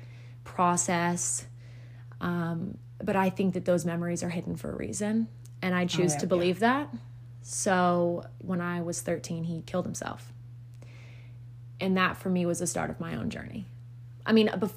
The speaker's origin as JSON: {"language": "English", "region": "South Carolina", "country": "United States", "tie": "born or raised there", "also_born_or_lived": "Florida", "said": "we all moved up to South Carolina. I'm originally from Florida. We all moved up to South Carolina when I was 6"}